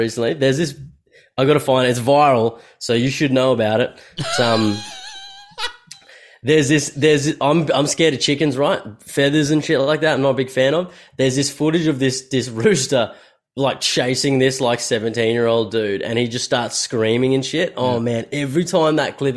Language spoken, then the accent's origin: English; Australia; accent: Australian; my Australian accent